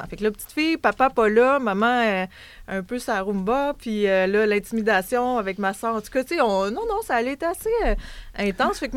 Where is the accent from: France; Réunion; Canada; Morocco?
Canada; Baie-Saint-Paul, Quebec; j'ai grandi là, là. Je viens pas de là spécifiquement, mais j'ai grandi dans Charlevoix.